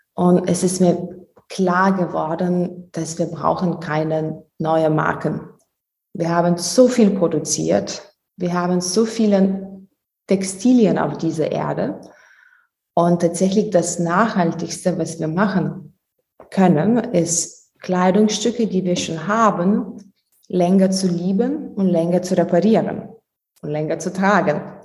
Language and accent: German; Lithuania; German is a second language; moved away; Ich komme ursprünglich aus Litauen, ähm, deswegen mein Deutsch ist nicht fließend